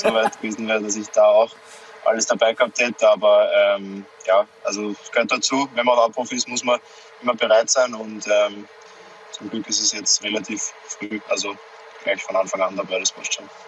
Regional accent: Austria; wir als Österreicher

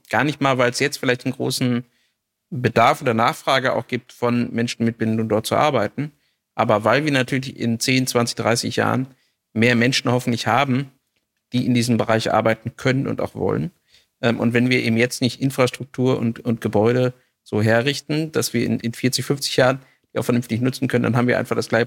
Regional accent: Hameln, Lower Saxony, Germany; ich komme hier irgendwie aus Hameln, Rattenfängerstadt, alles Altstadt, ja.

